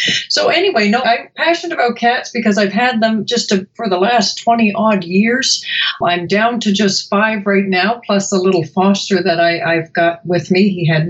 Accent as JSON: {"language": "English", "country": "Canada", "moved": "as an adult", "lives_now": "Chicago, United States", "said": "especially I came to Chicago from Canada, actually, about 20 odd years ago, which means I'm roughly 20 years old."}